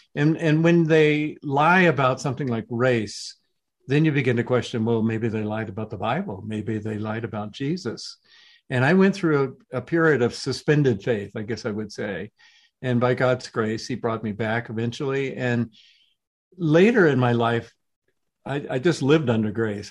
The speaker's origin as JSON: {"language": "English", "region": "the South", "country": "United States", "tie": "born or raised there", "said": "I was growing up in the South right as the civil rights movement was underway"}